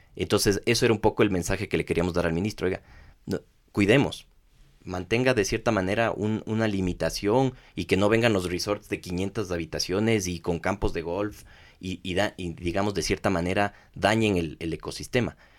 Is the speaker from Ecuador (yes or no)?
yes; Ecuador; somos ecuatorianos